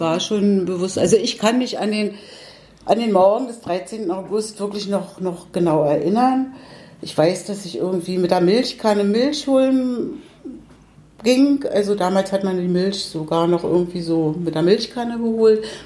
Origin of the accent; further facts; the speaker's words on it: Berlin, Germany; ich bin zwar jetzt ein, 35 Jahre hier in Kiez, in Treptow, aber ursprünglich Pankowerin. Und ich kann mich schon noch sehr gut erinnern, so an die Straße, in der ich gewohnt habe, als Kind in der Mendelstraße 5